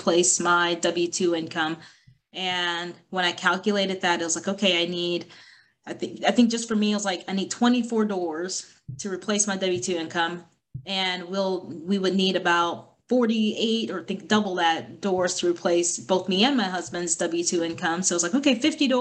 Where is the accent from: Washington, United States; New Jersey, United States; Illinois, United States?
Illinois, United States; also born or lived in College Station, Texas; now in Burbank, United States; I'm actually from Illinois, but by way of Texas, Texas A&M graduate